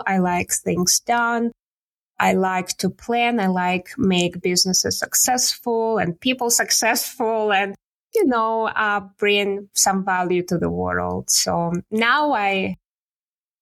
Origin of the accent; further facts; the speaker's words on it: Siberia, Russia; English is a second language; moved away as an adult; now in Canada; I was born and raised in Siberia